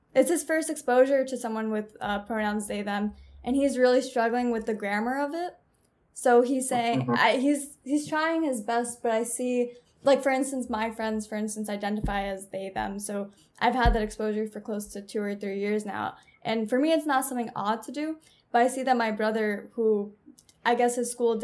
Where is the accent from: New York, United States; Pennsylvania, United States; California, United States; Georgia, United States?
New York, United States; I'm from New York